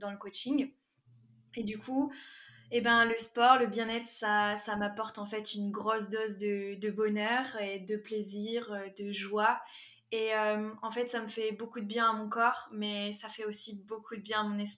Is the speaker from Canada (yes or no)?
yes; Quebec, Canada; also born or lived in France; c'est …, j'ai 23 ans et comme tu l'as dit, euh, je suis prof de PS et future coach et je suis franco-québécoise.